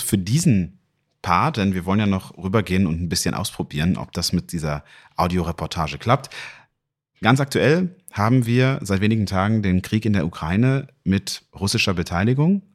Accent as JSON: {"language": "German", "region": "North Rhine-Westphalia", "country": "Germany", "tie": "born or raised there", "said": "in meiner Heimat NRW"}